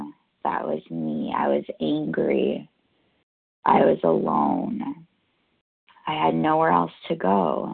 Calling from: New York, United States; I'm calling in from New York.

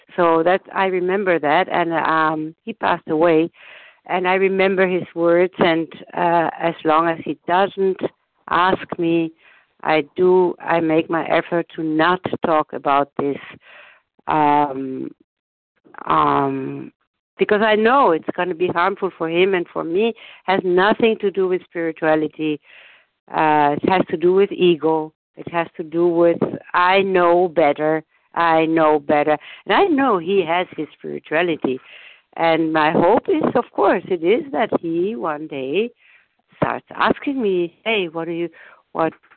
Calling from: Germany; I'm calling from Germany

